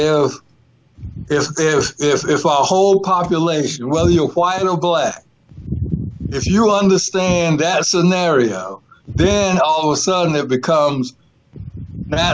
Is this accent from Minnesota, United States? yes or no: no; North Carolina, United States; when I grew up in my hometown, right, a small town in North Carolina